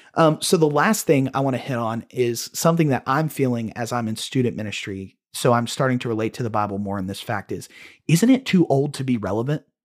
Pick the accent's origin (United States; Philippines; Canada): United States; we're American, we're Westerners